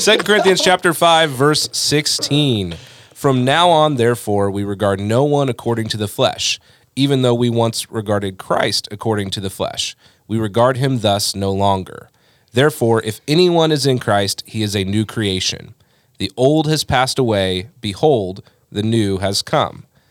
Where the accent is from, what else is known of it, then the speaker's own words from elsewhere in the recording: United States; we're Americans